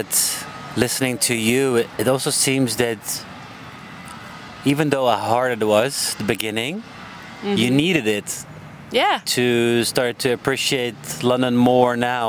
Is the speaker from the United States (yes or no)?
no; Munich, Bavaria, Germany; moved away as an adult; also born or lived in Amsterdam; Yeah. I grew up in Munich